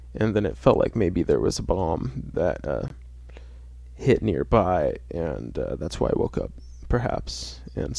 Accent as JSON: {"language": "English", "area": "center of the United States", "region": "Midwest", "country": "United States", "tie": "born or raised there", "said": "in my hometown. I won't say what my hometown is, but it's kind of in the heart of America. Like, literally, if you look at a map of the United States, it's smack dab in the center"}